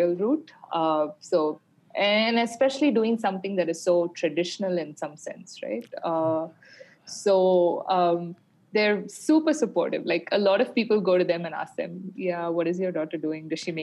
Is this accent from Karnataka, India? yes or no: yes; Bangalore, Karnataka, India; moved away as an adult; also born or lived in Barcelona, Spain; I grew up in Bangalore and I went to school in Bangalore.